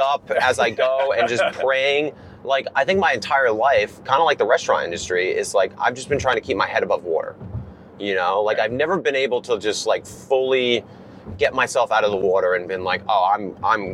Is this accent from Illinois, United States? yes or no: no; Rhode Island, United States; I was from Rhode Island